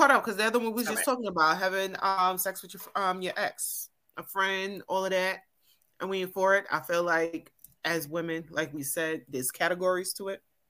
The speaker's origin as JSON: {"language": "English", "region": "New York", "country": "United States", "said": "Well, does it also matter that we're from New York?"}